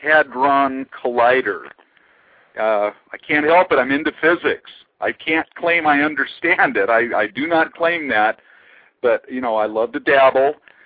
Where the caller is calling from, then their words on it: California, United States; I'm from Central Coast of California. I'm not too far from you.